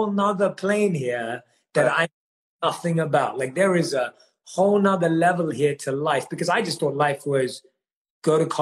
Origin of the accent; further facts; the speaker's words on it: London, United Kingdom; moved away as an adult; also born or lived in India; I grew up, like I said, born and raised in London